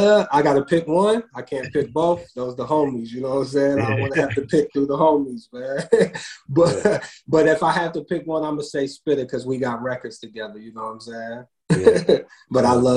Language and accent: English; Ohio, United States; Yeah, I'm from Ohio, baby.